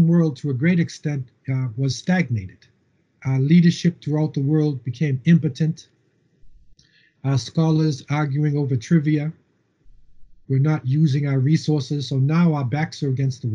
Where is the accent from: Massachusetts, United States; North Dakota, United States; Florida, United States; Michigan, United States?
Massachusetts, United States; Cambridge; moved away as an adult; also born or lived in Boston, United States / Medina, Saudi Arabia; now in Canada; I was born in Boston and Cambridge, and I lived in a housing project in between MIT, Massachusetts Institute of Technology, and Harvard University. Okay, so I grew up